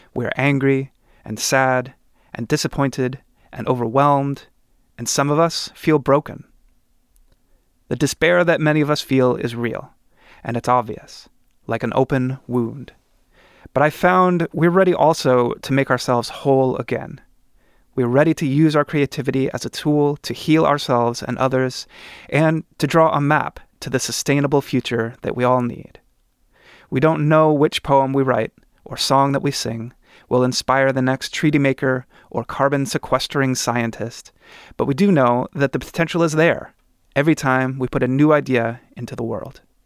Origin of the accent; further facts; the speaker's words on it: Oregon, United States; In my home state of Oregon